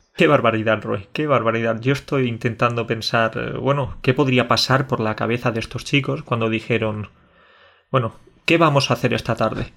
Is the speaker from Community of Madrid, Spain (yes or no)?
no; Andalusia, Spain; also born or lived in Catalonia; aparte de ser catalán y andaluz, quizás también tengo raíces colombianas